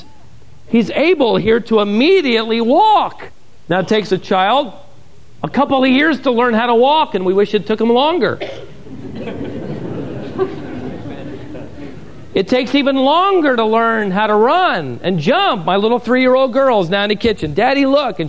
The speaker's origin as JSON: {"language": "English", "town": "Norfolk", "region": "Virginia", "country": "United States", "tie": "born or raised there", "said": "Growing up around the Serviceman Center in downtown Norfolk, us missionary kids"}